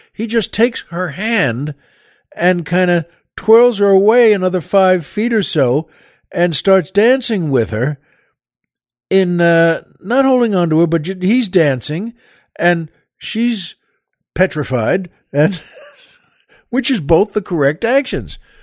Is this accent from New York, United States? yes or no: yes; Long Island, New York, United States; moved away; the house we, we grew up in on Long Island.